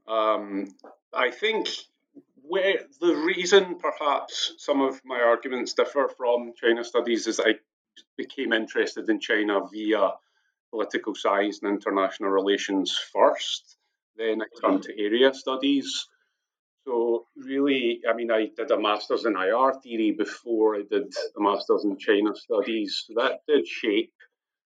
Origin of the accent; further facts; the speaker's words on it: Scotland, United Kingdom; Background being Irish in Scotland, in Britain